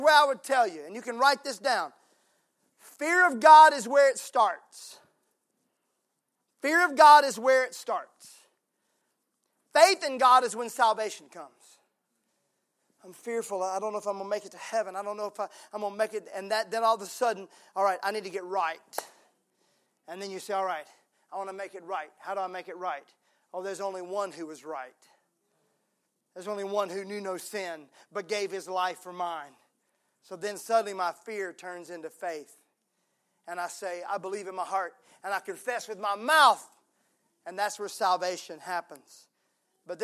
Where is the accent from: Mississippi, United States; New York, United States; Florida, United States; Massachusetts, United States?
Mississippi, United States; now in Tennessee, United States; I'm from Mississippi.